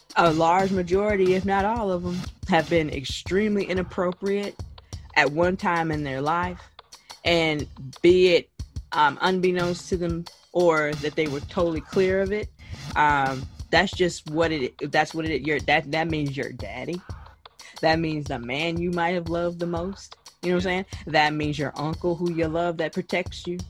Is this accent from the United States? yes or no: no; Jamaica; I am Jamaican